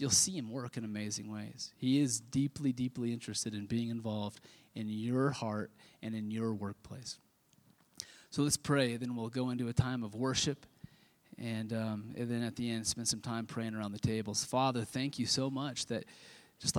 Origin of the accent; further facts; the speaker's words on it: Kansas, United States; I grew up in Kansas